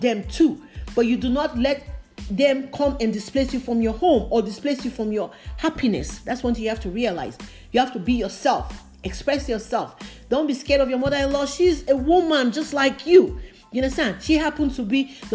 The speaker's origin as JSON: {"language": "English", "country": "Nigeria", "tie": "born or raised there", "moved": "yes", "said": "I grew up in Africa, in Nigeria"}